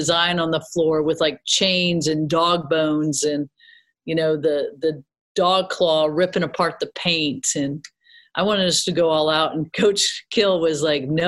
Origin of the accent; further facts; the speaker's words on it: Peoria, Illinois, United States; moved away as an adult; now in Carbondale, United States; growing up in Peoria